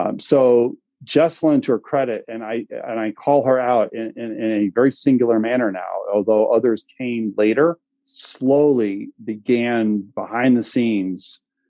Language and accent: English; Vermont, United States; one of my home state, quote unquote, is Vermont, wouldn't touch it.